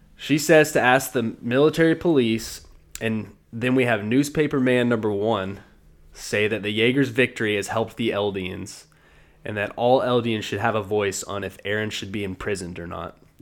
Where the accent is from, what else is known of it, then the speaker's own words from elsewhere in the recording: the South, United States; I am born and raised in the South